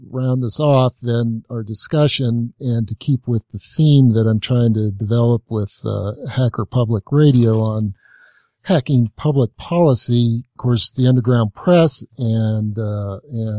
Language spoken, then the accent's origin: English; Los Angeles, California, United States; growing up in the Los Angeles area at the time